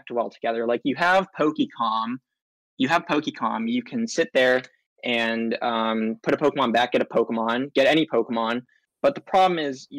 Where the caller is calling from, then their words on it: Long Beach, California, United States; I'm calling from my room in Long Beach, California.